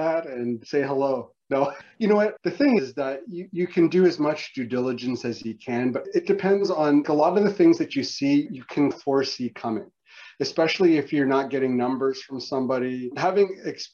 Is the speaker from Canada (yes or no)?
yes; Canada; as a Canadian